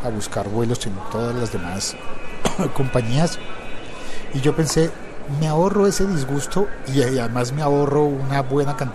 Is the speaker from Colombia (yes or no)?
yes; Colombia; pasa en mi país, pasa en Colombia.